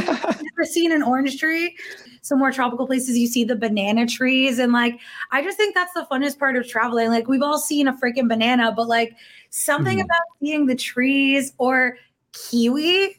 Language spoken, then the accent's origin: English; Canada; Like I live in Toronto. I'm Canadian, obviously. So we're like root vegetable apple people, you know?